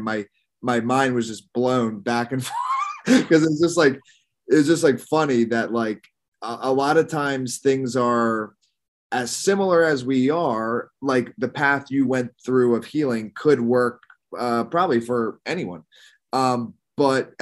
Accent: Doylestown, Pennsylvania, United States; moved away as an adult; also born or lived in San Diego; I grew up in Philadelphia area, Bucks County, technically. It's like an hour north of Philadelphia

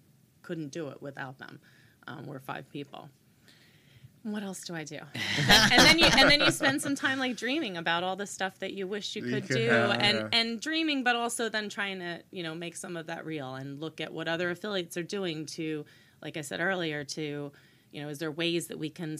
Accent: Brick, New Jersey, United States; moved away as an adult; also born or lived in New Hampshire; I grew up in Bricktown

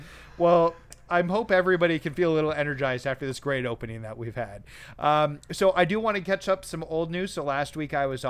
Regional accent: Canada; No, I thought we've had to call it Press YYZ because we're Canadian.

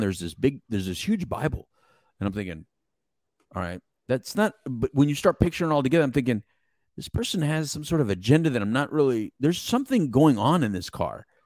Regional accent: Mexico; English is a second language; English is my second language. Don't make fun of the Mexican

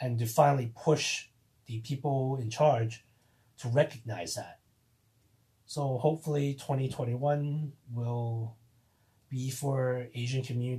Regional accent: Toronto, Ontario, Canada; I grew up in the Toronto area for the past 20 plus years

